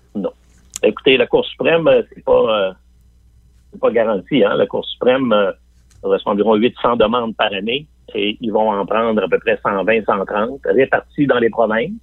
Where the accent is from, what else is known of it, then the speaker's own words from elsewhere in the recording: Quebec City, Quebec, Canada; moi-même, je viens de Limoilou